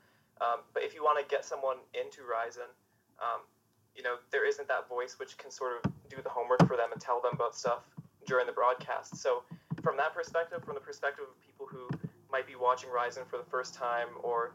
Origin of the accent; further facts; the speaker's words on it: Toronto, Ontario, Canada; I'm from Toronto